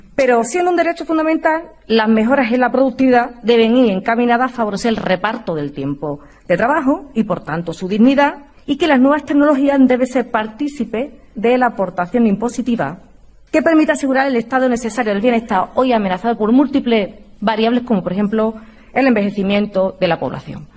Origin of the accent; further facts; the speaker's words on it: Andalusia, Spain; mi tierra, de Andalucía